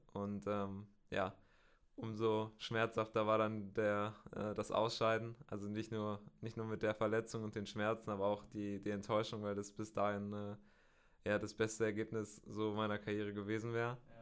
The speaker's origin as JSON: {"language": "German", "town": "Bielefeld", "region": "North Rhine-Westphalia", "country": "Germany", "said": "Ich komme aus äh, Bielefeld in, in Nordrhein-Westfalen"}